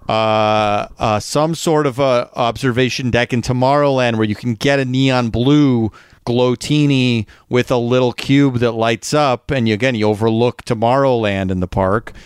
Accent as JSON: {"language": "English", "region": "Midwest", "country": "United States", "said": "We're both from the Midwest"}